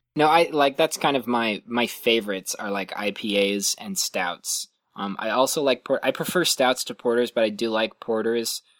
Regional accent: Lancaster, California, United States; moved away as an adult; also born or lived in Illinois / Ohio; now in Santa Cruz, United States; where I grew up in Lancaster

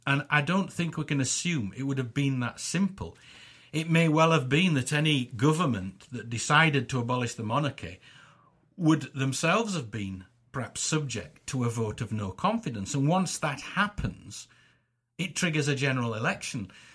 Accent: England, United Kingdom; I'm an Englishman and I, I'm born, I'm born here and I live here

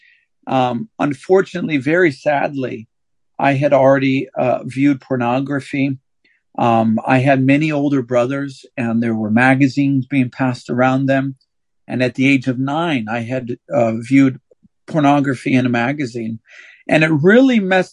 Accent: St. Louis, Missouri, United States; also born or lived in Palmdale, California; I was raised in St. Louis, Missouri, though I was born in California, in Palmdale, California. We moved to Missouri when I was 3 years old

